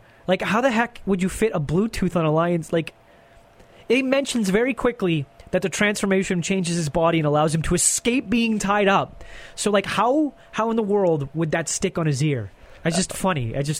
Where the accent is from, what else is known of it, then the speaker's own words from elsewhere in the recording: Canada; as a Canadian